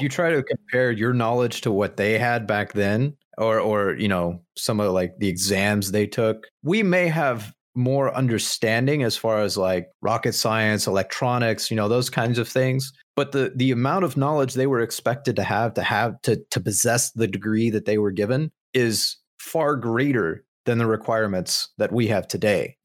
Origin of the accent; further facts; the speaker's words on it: Southern Midwest, United States; Being Southern Midwesterner, you read the, the King James version of the Bible growing up